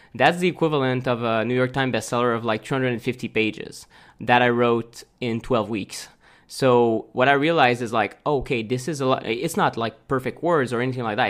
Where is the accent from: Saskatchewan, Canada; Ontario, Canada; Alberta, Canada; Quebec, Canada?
Quebec, Canada; Montreal; moved away as an adult; also born or lived in Chiang Mai, Thailand; we're from Montreal originally.